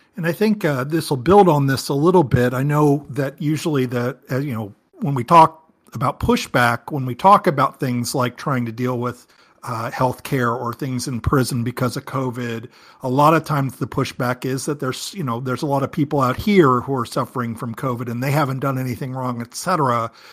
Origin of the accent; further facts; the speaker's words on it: Michigan, United States; In my home state of Michigan